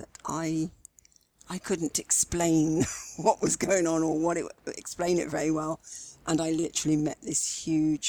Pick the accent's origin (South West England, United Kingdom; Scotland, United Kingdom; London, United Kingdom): South West England, United Kingdom; Swindon; accent: West Country; also born or lived in Gloucestershire; Wiltshire. I grew up in Swindon, Wiltshire, and I actually lived in Gloucestershire for 30-odd years as well